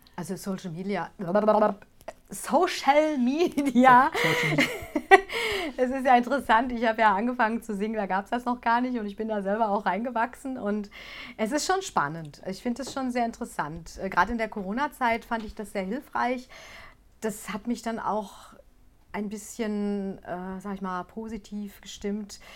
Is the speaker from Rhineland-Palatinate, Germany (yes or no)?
no; Gelsenkirchen, North Rhine-Westphalia, Germany; ich komme aus Gelsenkirchen